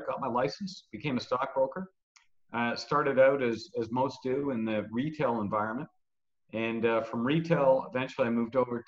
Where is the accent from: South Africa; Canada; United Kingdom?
Canada; Toronto, Ontario; moved away as an adult; now in Barcelona, Spain; I grew up in Toronto